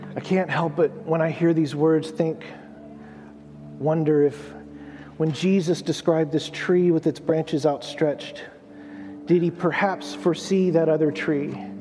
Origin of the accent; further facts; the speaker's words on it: United States; I'm American